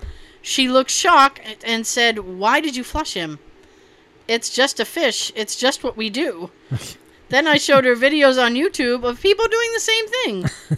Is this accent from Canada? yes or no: yes; Canada; As a Canadian, the raptor-sized turkey legs sold at amusement parks...